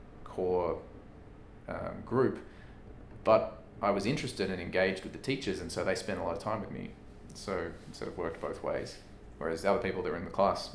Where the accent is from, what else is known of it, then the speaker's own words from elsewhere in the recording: Australia; now in United States; I mean, I came from Australia to the US.